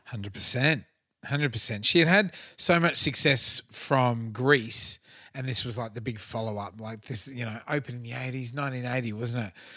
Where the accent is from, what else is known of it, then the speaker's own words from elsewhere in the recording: Australia; as an Aussie kid